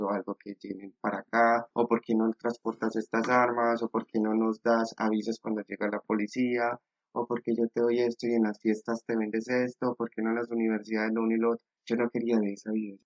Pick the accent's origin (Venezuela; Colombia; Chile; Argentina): Colombia; Medellín, Antioquia; moved away as an adult; now in Spain; Yo soy de Medellín